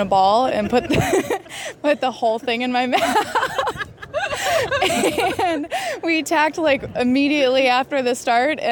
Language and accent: English; Annapolis, Maryland, United States; I'm from Annapolis, Maryland